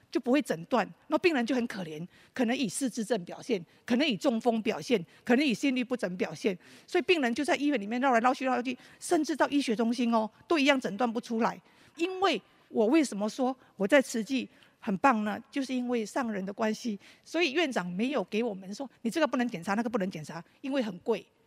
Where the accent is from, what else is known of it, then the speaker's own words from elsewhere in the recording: Malaysia; moved away as an adult; now in Taiwan; 我是马来西亚的侨生，然后我大概高中毕业就来台湾了